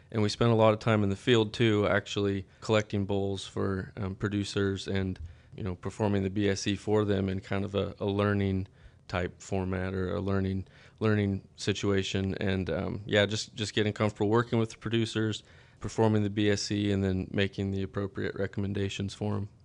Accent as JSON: {"language": "English", "town": "Stockton", "region": "Kansas", "country": "United States", "tie": "born or raised there", "said": "I'm from Stockton, Kansas, um, in, in Northwest Kansas. Kinda, I grew up on a, a family farm outside of town"}